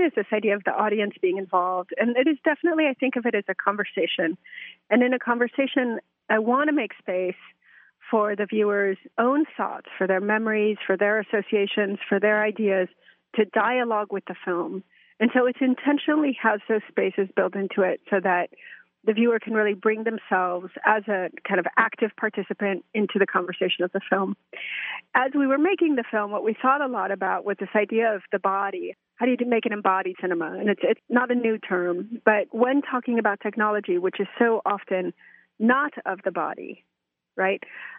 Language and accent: English; Mexico; also born or lived in United States; Well, I was born in Mexico and kind of raised biculturally, bilingually, binationally between U.S. and Mexico.